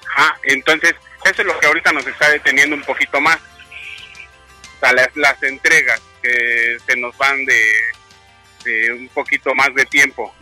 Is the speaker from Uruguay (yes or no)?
no; Mexico City, Mexico; De la Ciudad de México